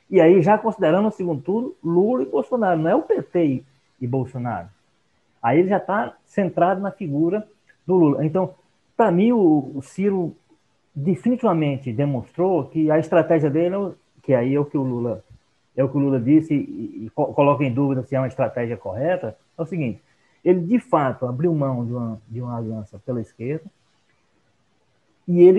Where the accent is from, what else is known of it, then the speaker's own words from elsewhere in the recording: Ceará, Brazil; tem muito cearense no meio dessa briga aí, então eu como cearense não posso me, me intrometer.